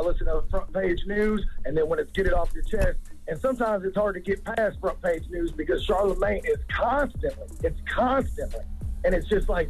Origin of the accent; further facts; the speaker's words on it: Chicago, Illinois, United States; Now, I'm from Chicago, and by all means, I'm not racist